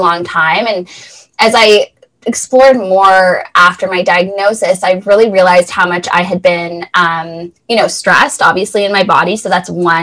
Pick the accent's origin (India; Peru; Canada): Canada; Thornhill, Ontario; So I grew up just north of Toronto in Thornhill and had a pretty typical childhood